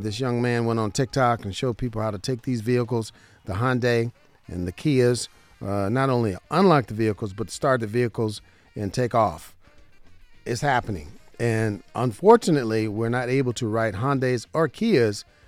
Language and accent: English; Southern Nevada, United States; I'm a licensed insurance broker right here in Southern Nevada, my hometown